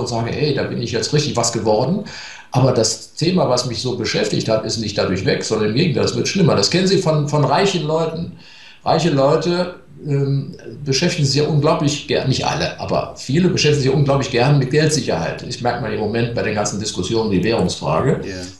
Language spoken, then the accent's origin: German; Germany; die Deutschen sind Waldvölker